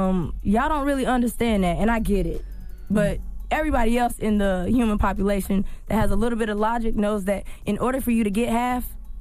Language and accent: English; the South, United States; So, anyone who knows me knows that I'm from the South, and I come from a two-parent married family.